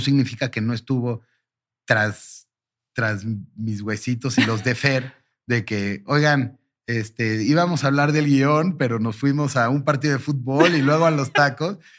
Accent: Mexico; mi mamá nació en Turquía, mm. eh, yo soy primera generación mexicano para, para fines prácticos

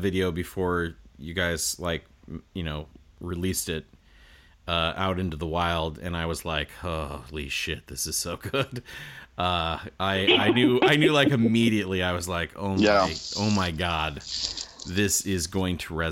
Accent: Nebraska, United States; I was from Nebraska

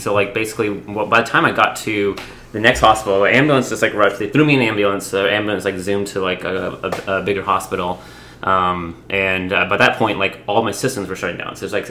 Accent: Atlanta, Georgia, United States

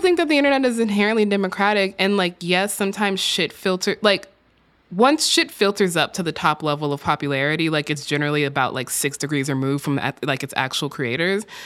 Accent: Texas, United States; my home state of Texas

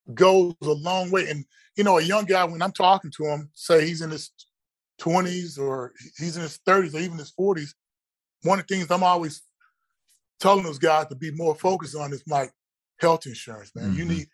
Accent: College Station, Texas, United States; I know back at Texas A&M, where I grew up at down in College Station, that head coach is making crazy amounts of money.

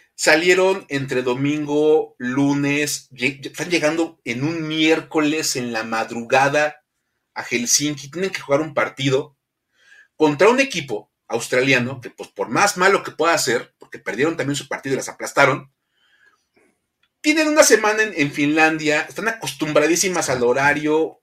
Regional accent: Mexico; cómo somos los mexicanos

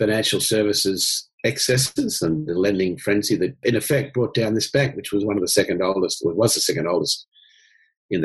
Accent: Newcastle, New South Wales, Australia; I grew up in Newcastle. I guess I had a kind of dream run as a Newcastle boy in the sense that I got one of those BHP scholarships

